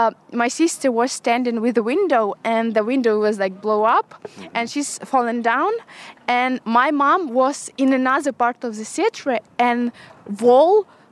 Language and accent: English; Mariupol, Donetsk Oblast, Ukraine; English is a second language; moved away; I'm from Mariupol.